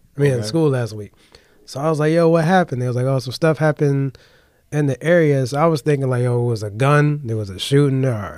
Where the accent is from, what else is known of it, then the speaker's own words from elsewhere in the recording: Detroit, Michigan, United States; moved away as an adult; also born or lived in Alabama; growing up in Detroit